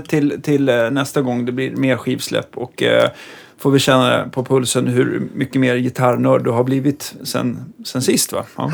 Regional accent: Stockholm, Stockholm County, Sweden; som stockholmare

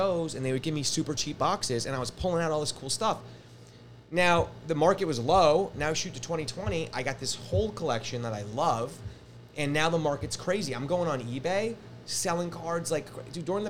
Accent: Larchmont, New York, United States; also born or lived in Los Angeles; Larchmont, my hometown

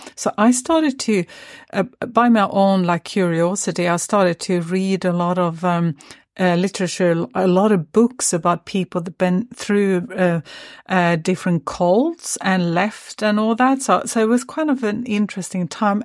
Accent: Sweden; also born or lived in Stockholm; I had just moved from my hometown up to, um, or, or to Stockholm, which is the capital of Sweden

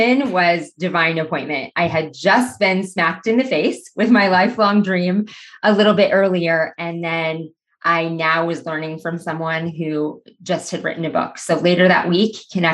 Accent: Aurora, Nebraska, United States; now in Omaha, United States; back in my hometown of Aurora, Nebraska

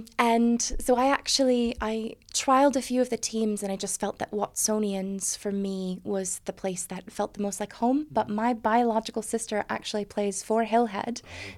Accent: United States; moved away as an adult; also born or lived in Edinburgh; now in Scotland; If you can't tell by the bad accent, I am actually American.

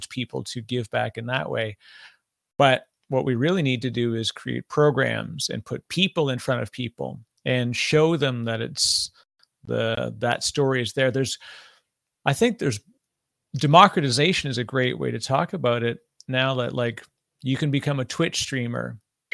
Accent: Canada; now in New Jersey, United States; I'm Canadian. My funny accent gives me away sometimes, but I live in New Jersey

